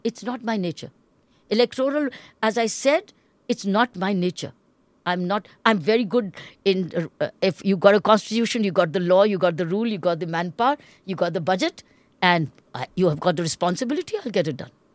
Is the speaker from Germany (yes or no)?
no; India; as an Indian